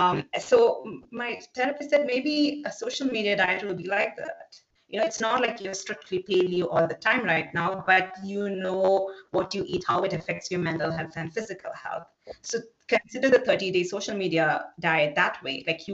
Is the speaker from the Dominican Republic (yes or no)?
no; South India, India; I'm originally from South India, so we eat a lot of cooked vegetables.